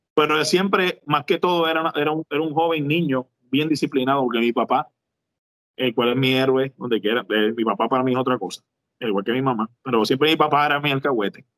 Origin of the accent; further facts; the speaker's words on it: Juana Díaz, Puerto Rico; also born or lived in Ponce, Puerto Rico; yo soy de Ponce natural, pero me crié en Juana Díaz toda mi vida.